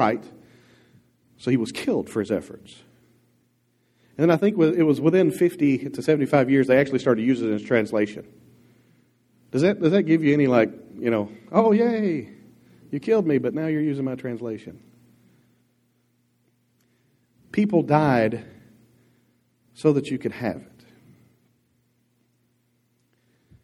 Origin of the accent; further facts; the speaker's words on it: Dierks, Arkansas, United States; I was raised in Dirks, Arkansas